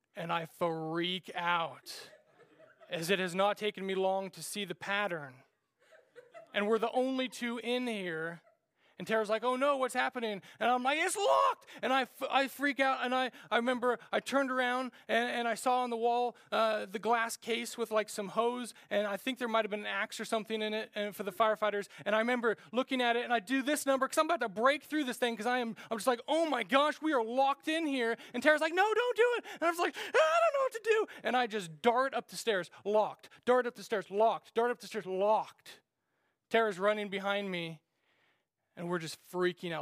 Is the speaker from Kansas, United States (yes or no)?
yes; Kansas, United States; we grew up in Nowheresville, Kansas